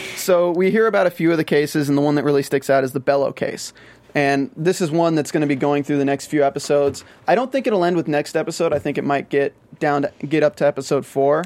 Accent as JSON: {"language": "English", "region": "the South", "country": "United States", "accent": "Southern", "said": "I'm from the South"}